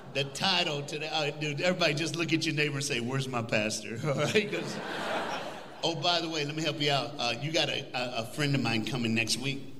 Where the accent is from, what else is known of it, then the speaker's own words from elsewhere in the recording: Tennessee, United States; now in Texas, United States; I'm from the Smoky Mountains. That's where I grew up.